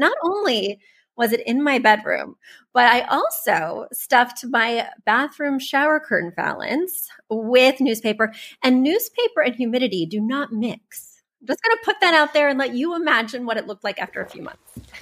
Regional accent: Missouri, United States; I'm from Missouri. I grew up poor

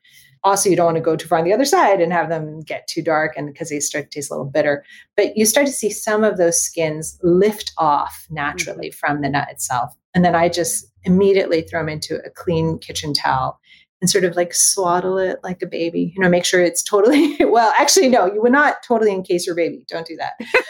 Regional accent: Los Angeles, California, United States; I was born and raised in Los Angeles in Southern California, and my family is Chinese

